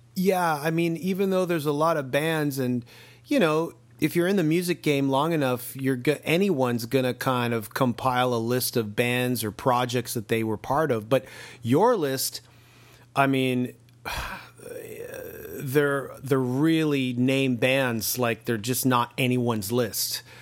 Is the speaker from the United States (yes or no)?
no; Canada; as a Canadian